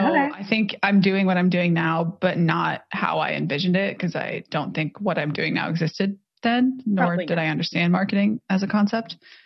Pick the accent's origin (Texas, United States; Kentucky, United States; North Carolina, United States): Kentucky, United States; Louisville; I'm originally from Louisville, Kentucky, and GE is a big employer there.